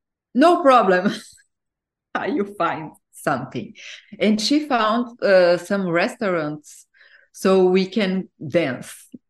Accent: Brazil; moved away as an adult; also born or lived in Portugal / Egypt / New Zealand; now in France; when I moved from Brazil to Portugal, it was when I finished my university.

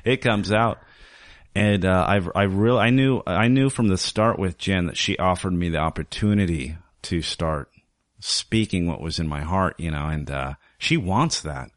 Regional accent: Wyoming, United States; moved away as an adult; also born or lived in Southern California; now in Portland, United States; I was raised in, uh, Southern California, spent my formative years in Wyoming

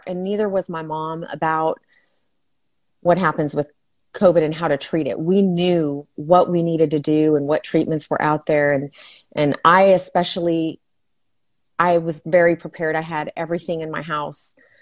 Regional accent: El Paso, Texas, United States; moved away as an adult; now in Fort Worth, United States; I am originally from El Paso, Texas, where I practiced nursing

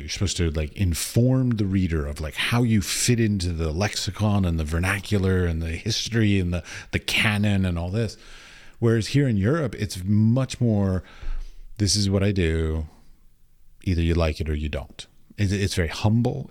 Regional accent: United States; I come from America

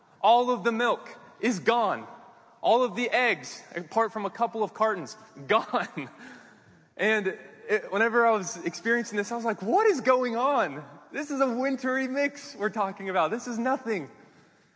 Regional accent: Kansas City, United States; moved away as an adult; also born or lived in Arkansas; I grew up in Kansas City

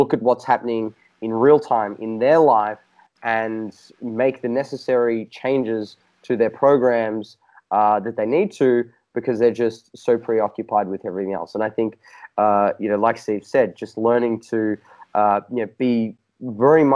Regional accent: Australia; accent: Australian; my Australian accent

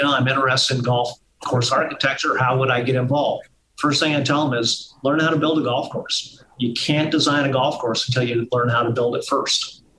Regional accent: Wichita, Kansas, United States; moved away as an adult; also born or lived in Malaysia; I grew up in Wichita, Kansas

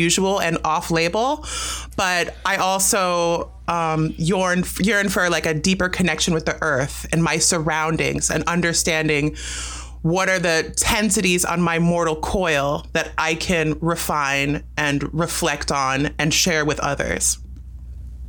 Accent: United States; I was born in America, but my parents were both from Jamaica and met at a party in New York

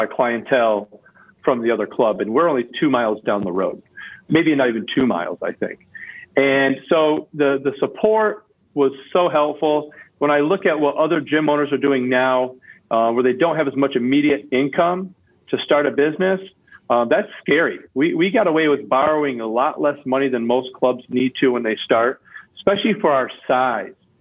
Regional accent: Lansing, Michigan, United States; my gym I grew up at in Lansing

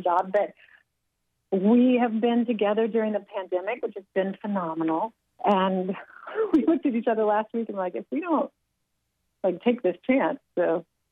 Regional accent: Asheville, North Carolina, United States; moved away; my hometown in Asheville

